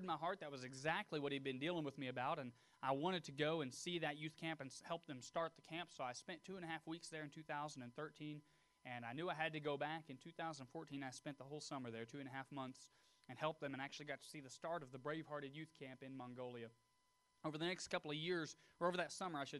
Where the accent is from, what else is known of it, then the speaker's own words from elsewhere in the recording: Tullahoma, Tennessee, United States; I was born and raised near Tullahoma, Tennessee.